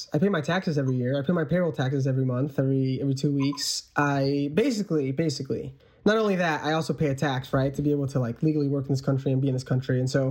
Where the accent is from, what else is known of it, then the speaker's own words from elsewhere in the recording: United States; also born or lived in Mexico; growing up in America, being able to go to college, being able to go get my master's, right?